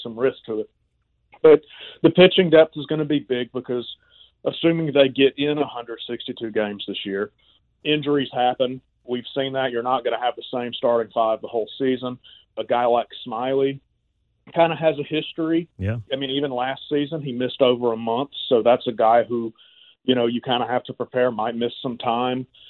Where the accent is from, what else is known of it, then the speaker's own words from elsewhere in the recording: Valdosta, Georgia, United States; moved away; my hometown of Valdosta